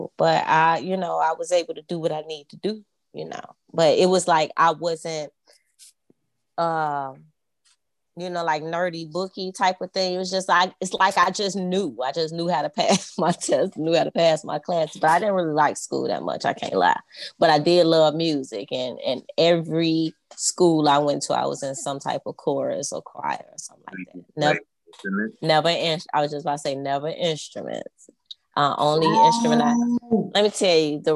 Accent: Chicago, Illinois, United States; I grew up on the west side of Chicago

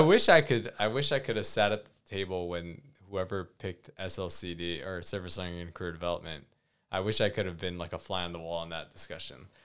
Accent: Hawaii, United States; moved away; growing up in Hawaii

